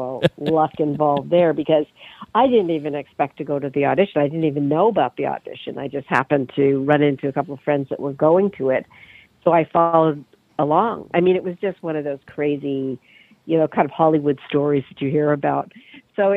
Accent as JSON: {"language": "English", "country": "Canada", "also_born_or_lived": "London, England", "moved": "as an adult", "lives_now": "New York, United States", "said": "I'm Canadian originally"}